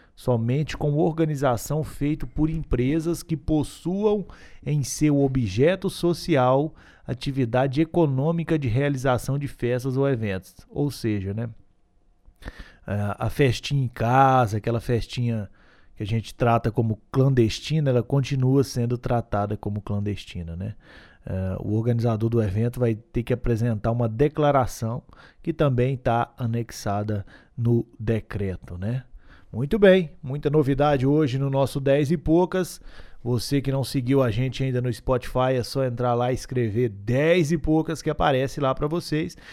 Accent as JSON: {"language": "Portuguese", "town": "Gurinhatã", "region": "Minas Gerais", "country": "Brazil", "tie": "born or raised there", "said": "Eu que sou do Guniatã, nascido e criado, não consigo viver nesse frio"}